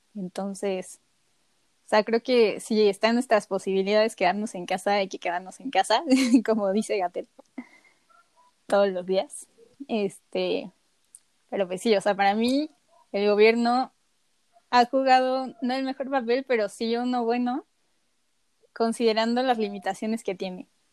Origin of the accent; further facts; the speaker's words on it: Mexico; en cómo hemos sido educados como mexicanos